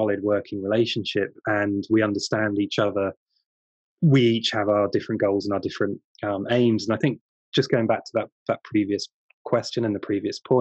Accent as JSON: {"language": "English", "country": "United Kingdom", "said": "as a British archaeologist"}